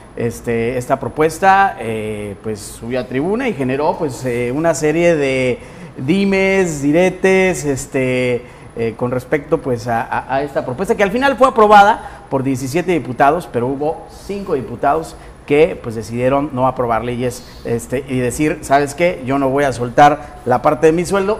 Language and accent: Spanish; Guadalajara, Jalisco, Mexico; now in Colima, Mexico; yo soy de Guadalajara y en Jalisco